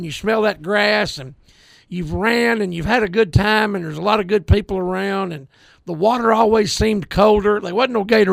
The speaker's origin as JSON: {"language": "English", "area": "Chittister", "region": "Arkansas", "country": "United States", "tie": "born or raised there", "said": "growing up in Chittister, we didn't have organized sports."}